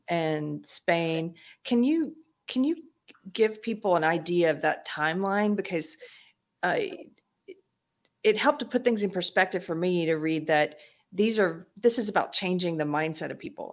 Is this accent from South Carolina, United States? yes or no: yes; South Carolina, United States; also born or lived in California; now in Texas, United States; I'm originally from South Carolina, but I came here via California